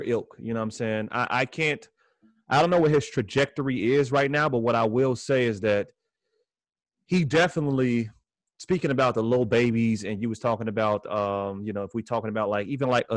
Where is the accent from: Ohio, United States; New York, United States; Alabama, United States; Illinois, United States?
Illinois, United States; Chicago; we are from Chicago